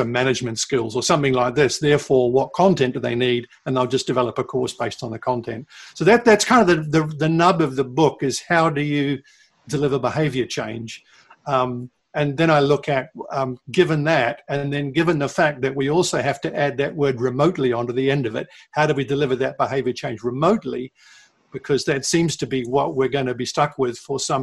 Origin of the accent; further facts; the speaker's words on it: New Zealand; moved away; my home country of New Zealand